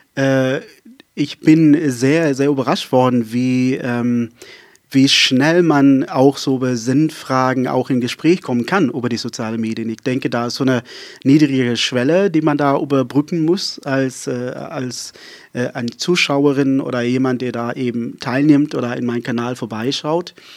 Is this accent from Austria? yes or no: no; Saron, Western Cape, South Africa; first language Afrikaans; German is a second language; also born or lived in Berlin, Germany; now in Wiesmoor, Germany; ich äh, komme ja aus Südafrika. Äh, ich bin in Südafrika aufgewachsen.